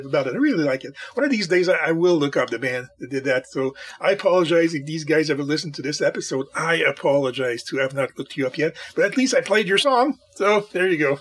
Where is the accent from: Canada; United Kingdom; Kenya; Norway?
Canada; I'm a Canadian